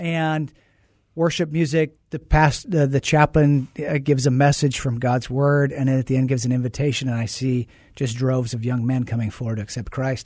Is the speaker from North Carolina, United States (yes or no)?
no; Oregon, United States; moved away as an adult; also born or lived in Tucson, Arizona; I grew up in Oregon, went to the University of Arizona down there in Tucson